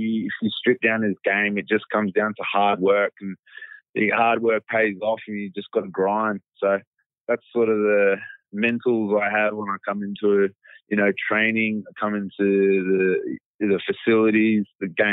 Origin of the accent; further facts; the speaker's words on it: Brisbane, Queensland, Australia; moved away; I'm from Brisbane. My mum moved down when she was young. I met my dad there. And, yeah, we were born and raised in Brisbane